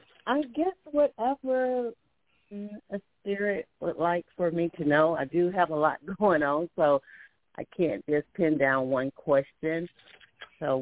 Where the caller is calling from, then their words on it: Alabama, United States; I'm calling from Alabama.